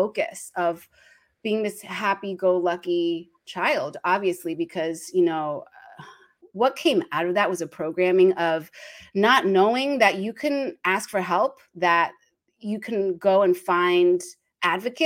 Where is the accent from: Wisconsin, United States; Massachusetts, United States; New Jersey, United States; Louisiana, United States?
New Jersey, United States; now in Los Angeles, United States; I started off being the firstborn to Taiwanese immigrants in New Jersey, East Coast.